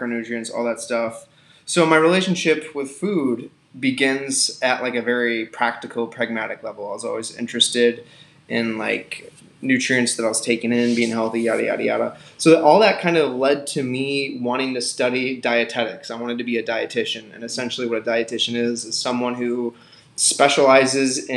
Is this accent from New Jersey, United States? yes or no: no; Milwaukee, Wisconsin, United States; now in Minnesota, United States; I'm from Milwaukee, Wisconsin. I grew up in a suburb outside of that area